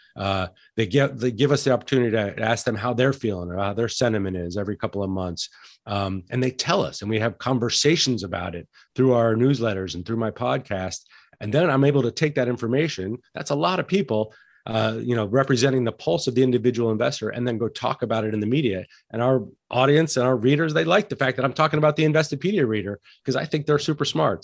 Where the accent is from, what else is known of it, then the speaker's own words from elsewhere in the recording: Santa Fe, New Mexico, United States; I grew up in Santa Fe, New Mexico, which is a fantastic restaurant town